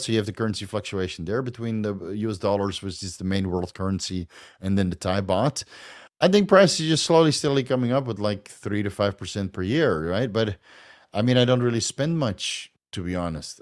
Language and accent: English; Netherlands; accent: Dutch; moved away as an adult; now in Thailand; I'm Dutch. I'm from Holland, dude. Yeah. I'm from Holland. That's, that's a Dutch accent